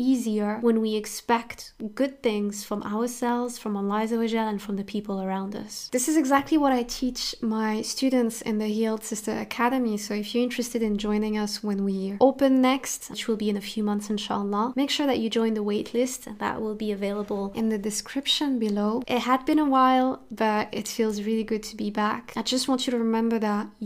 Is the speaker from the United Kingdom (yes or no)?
no; France; I grew up in France and I was a victim of discrimination pretty much my entire childhood